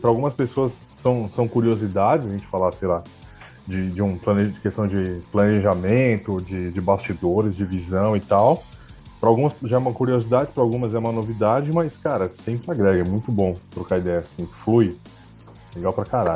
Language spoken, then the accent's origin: Portuguese; Brazil; a gente é brasileiro